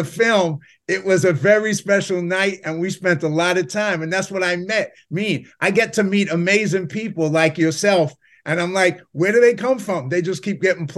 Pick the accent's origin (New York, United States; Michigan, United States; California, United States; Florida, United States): New York, United States; New York City; I come from the South Bronx